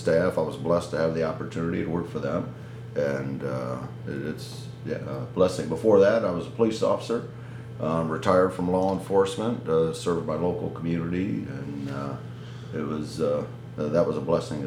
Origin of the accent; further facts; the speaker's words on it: Midwest, United States; I grew up in the Midwest